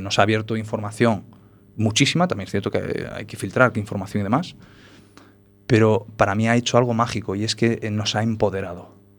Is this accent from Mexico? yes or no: no; Galicia, Spain; born or raised there; also born or lived in Paris, France